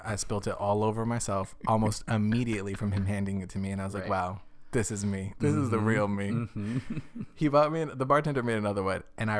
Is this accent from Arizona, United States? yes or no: yes; Arizona, United States; now in Los Angeles, United States; I came from Arizona where if you didn't walk out of the club looking like someone had drenched you in a fire hose